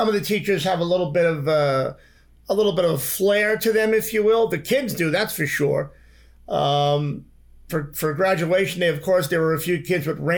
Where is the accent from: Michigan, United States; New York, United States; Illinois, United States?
New York, United States; moved away as an adult; also born or lived in Manhattan; now in Los Angeles, United States; I grew up in New York.